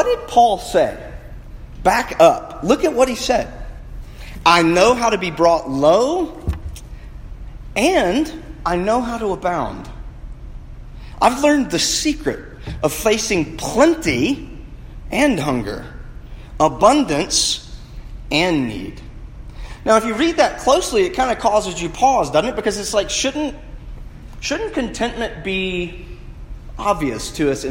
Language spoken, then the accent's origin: English; United States; being American